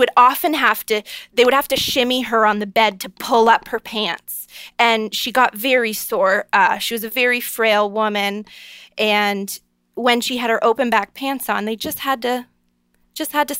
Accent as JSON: {"language": "English", "town": "Niagara Falls", "region": "Ontario", "country": "Canada", "tie": "born or raised there", "said": "I'm a Canadian girl from born and raised Niagara Falls, Ontario"}